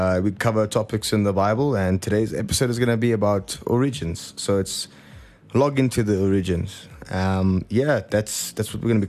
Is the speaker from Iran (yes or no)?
no; Johannesburg, Gauteng, South Africa; I'm from Johannesburg, south.